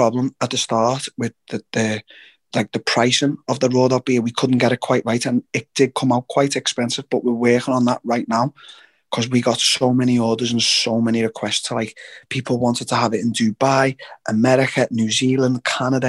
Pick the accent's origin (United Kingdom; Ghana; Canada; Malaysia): United Kingdom; England; as a Brit